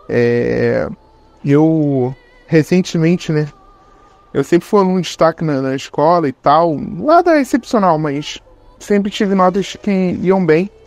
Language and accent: Portuguese; Rio de Janeiro, Brazil; tenho 31 anos, sou aqui do Rio de Janeiro.